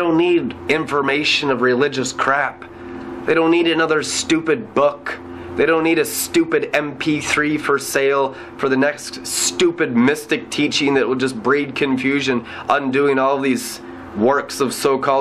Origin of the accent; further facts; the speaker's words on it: United States; I'm an American.